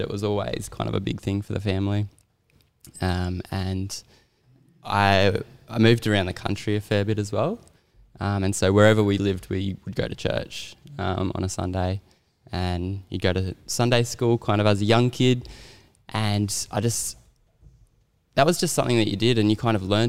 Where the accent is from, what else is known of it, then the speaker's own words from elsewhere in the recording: Sydney, New South Wales, Australia; also born or lived in Townsville, Queensland; in year five, I moved back to Sydney from Townsville